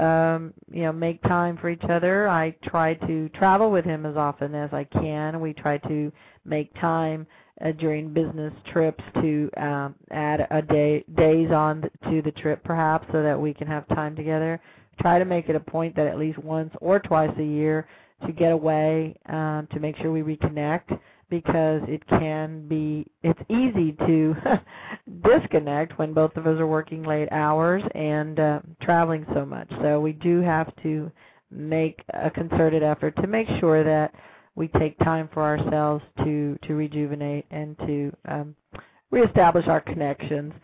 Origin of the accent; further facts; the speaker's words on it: Austin, Texas, United States; I'll be here in my hometown